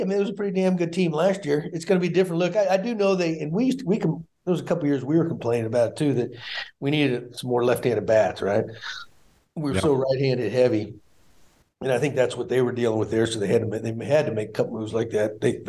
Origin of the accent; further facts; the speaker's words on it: Great Falls, Montana, United States; born there; I was born in Great Falls, Montana. They had a military base out there, so that I may be going back to my roots.